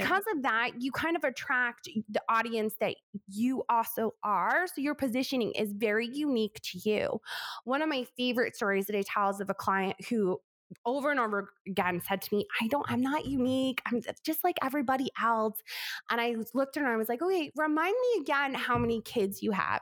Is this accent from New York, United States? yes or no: yes; New York, United States; I talk so fast because I'm from New York